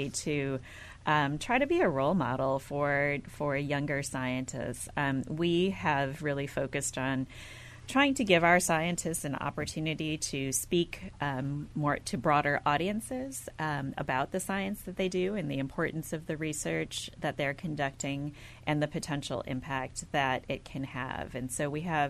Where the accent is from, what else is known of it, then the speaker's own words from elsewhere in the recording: outside of Milwaukee, Wisconsin, United States; I was born and raised in the Midwest, outside of Milwaukee, Wisconsin